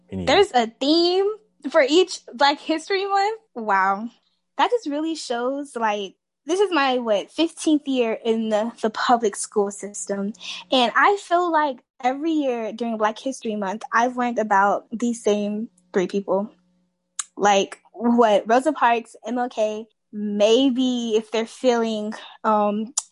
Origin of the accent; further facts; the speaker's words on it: Phoenix, Arizona, United States; I'm also a senior in high school and I'm from Phoenix, Arizona.